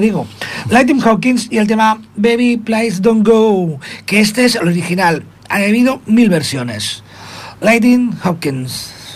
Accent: Spain; somos españoles todavía

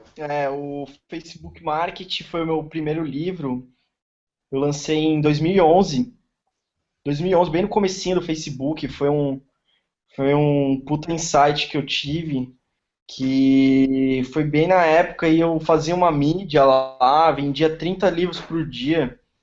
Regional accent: São Paulo, Brazil; moved away as an adult; now in Florianópolis, Brazil; Eu moro em Floripa, sou de São Paulo, tô morando aqui

